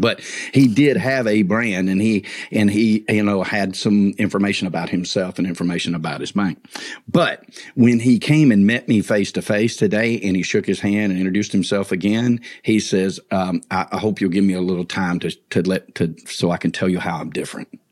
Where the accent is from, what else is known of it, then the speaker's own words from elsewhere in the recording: north of Atlanta, Georgia, United States; my hometown north of Atlanta